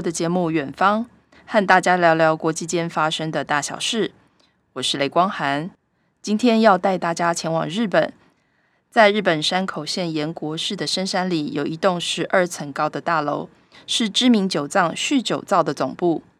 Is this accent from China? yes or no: no; Taiwan; 用我们台湾人的讲法，就是日本之光啦，对不对？